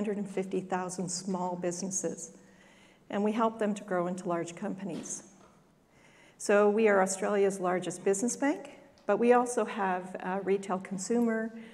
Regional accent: Canada; accent: Canadian; My accent's Canadian

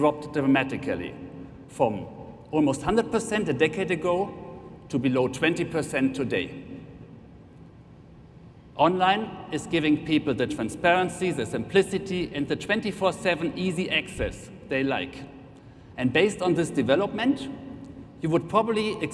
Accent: Germany; accent: German; English is a second language; You have probably heard it by now from my accent anyway, but I'm representing Allianz Germany

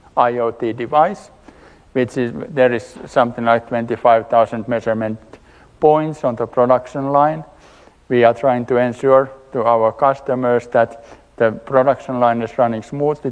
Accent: Finland; I'm coming from Finland, working for Valmet

